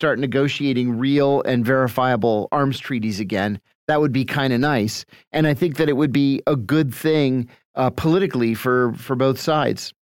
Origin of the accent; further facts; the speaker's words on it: United States; even as an American